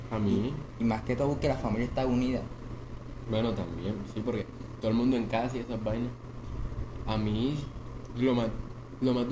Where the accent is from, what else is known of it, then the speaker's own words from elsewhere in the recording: Valencia, Córdoba, Colombia; yo soy como de un pueblo ya. Valencia.